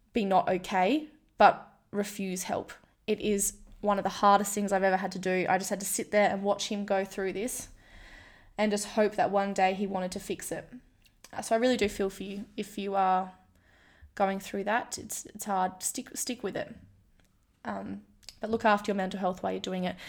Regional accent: Kalgoorlie, Western Australia, Australia; moved away as an adult; also born or lived in Melbourne; I'm from Kalgoorlie.

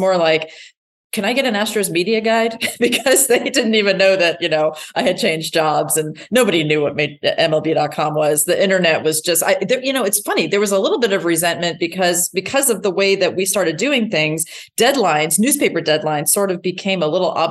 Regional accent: Dayton, Ohio, United States; moved away; also born or lived in Houston; I grew up in Dayton, Ohio

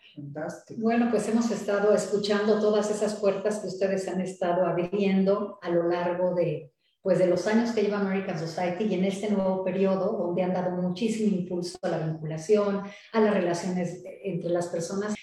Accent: Mexico

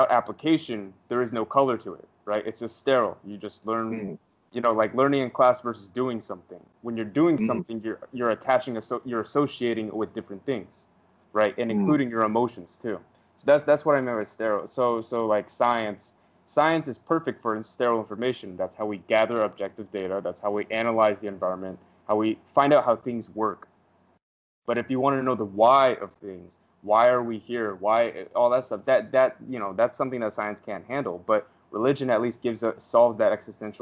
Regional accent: United States; I'm American

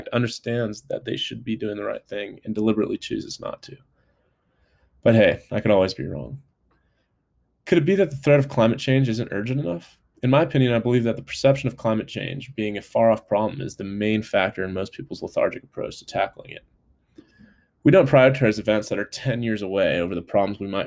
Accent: California, United States; now in Colorado, United States; from back home in California

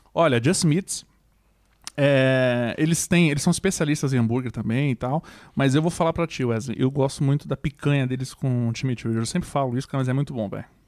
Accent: Brazil; now in Porto, Portugal; nós brasileiros

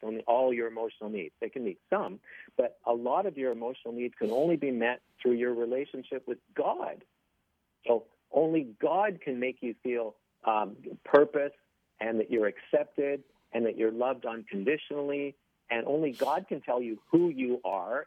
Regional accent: Toronto, Ontario, Canada; I grew up in Don Mills

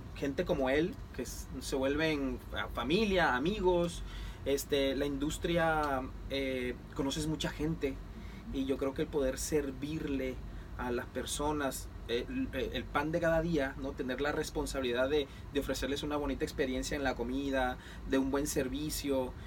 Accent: Mexico; now in Puerto Rico; yo soy mexicano y esto es, o sea, soy chef

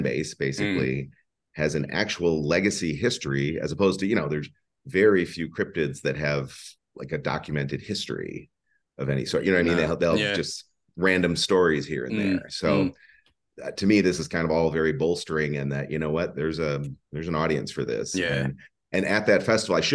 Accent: Madison, Wisconsin, United States; I'm from Madison, Wisconsin, which is again in the central United States

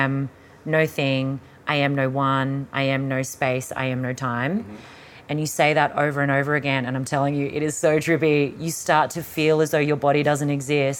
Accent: Logan, Queensland, Australia; back when I was a teenager, growing up in Logan

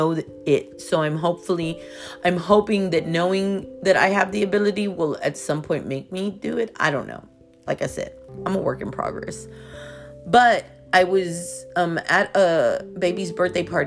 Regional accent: Houston, Texas, United States; I'm from Houston

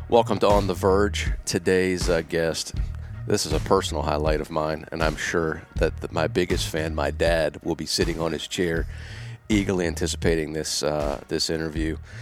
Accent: Gettysburg, Pennsylvania, United States; I'm from Gettysburg, or just south of Gettysburg

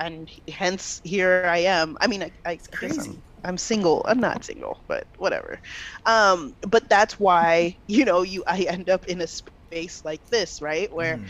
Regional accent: Nigeria; I mean, and especially being Nigerian, like, we are used to seeing these big old Bella Naija weddings.

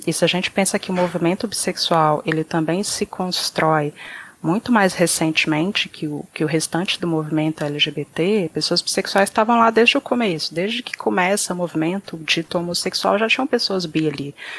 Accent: Brazil; se a gente nasceu no Brasil

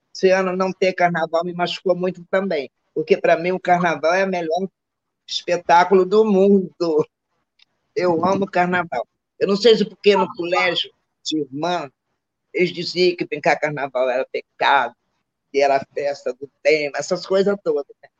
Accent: Rio de Janeiro, Brazil; also born or lived in Minas Gerais / Caju, Rio de Janeiro; minha vida, minha adolescência, eu foi tudo em Manguinho

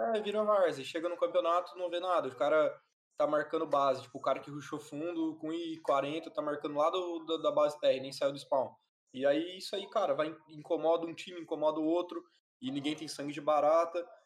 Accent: Paraná, Brazil; also born or lived in Itajaí, Santa Catarina / Balneário Camboriú, Santa Catarina / Palotina, Paraná / Cascavel, Paraná; fui para Palotina, que é uma cidade muito pequena, 40 mil habitantes no Paraná. Morava lá com os meus pais, então uh, fui criado lá, acho que até os 10 anos. Aí, com, quando eu tinha 10 anos, meus pais separaram e eu mudei para Cascavel com a minha mãe

